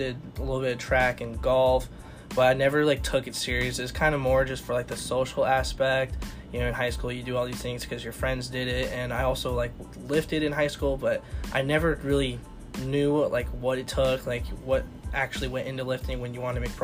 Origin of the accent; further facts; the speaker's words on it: Newell, Iowa, United States; I'm from Newell, Fonda, Iowa. It's kind of by Northwest Iowa over in Storm Lake area